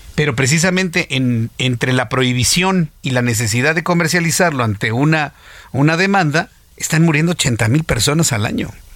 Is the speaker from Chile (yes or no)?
no; Mexico